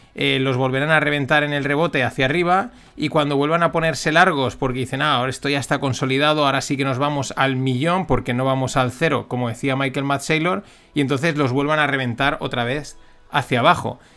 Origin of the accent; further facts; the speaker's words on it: Spain; como buen español